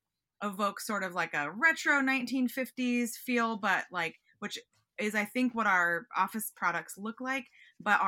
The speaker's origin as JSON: {"language": "English", "town": "Seattle", "region": "Washington", "country": "United States", "moved": "yes", "lives_now": "Los Angeles, United States", "said": "I'm from Seattle"}